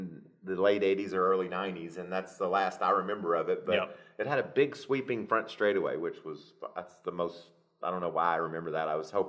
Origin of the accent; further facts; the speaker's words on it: Kentucky, United States; when I was a kid growing up in Kentucky